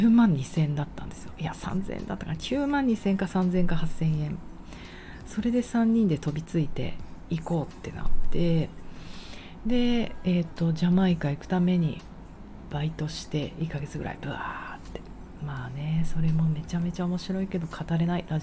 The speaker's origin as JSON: {"language": "Japanese", "region": "Tokyo", "country": "Japan", "tie": "born or raised there", "said": "私はまあ浅草近辺で生まれ育って"}